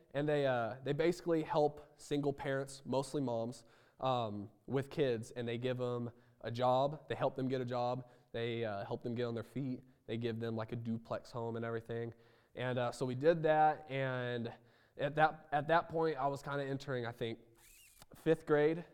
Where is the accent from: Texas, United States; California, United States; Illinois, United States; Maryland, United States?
Illinois, United States; Roseville; moved away; I was born in Roseville, Illinois